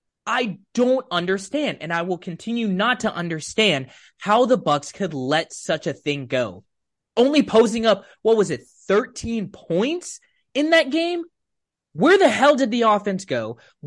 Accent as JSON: {"language": "English", "town": "Tampa", "region": "Florida", "country": "United States", "tie": "born or raised there", "said": "Listen, I grew up in Tampa."}